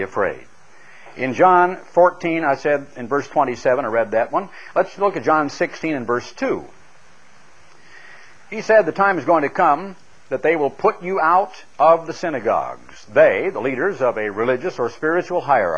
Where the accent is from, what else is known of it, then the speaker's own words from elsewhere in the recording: Oregon, United States; a young lad growing up in Oregon